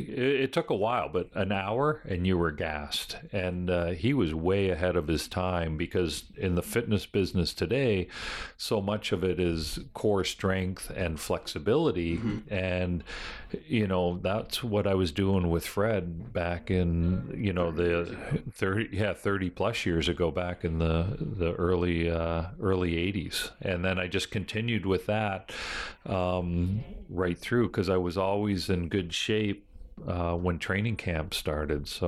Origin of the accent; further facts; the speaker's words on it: Buffalo, New York, United States; Buffalo's my basically my hometown